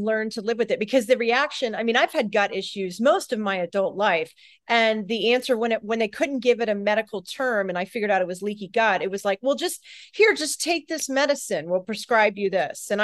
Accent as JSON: {"language": "English", "region": "Florida", "country": "United States", "tie": "born or raised there", "also_born_or_lived": "Colorado", "moved": "as an adult", "said": "I live in Florida. I grew up in Florida. I just recently relocated back here"}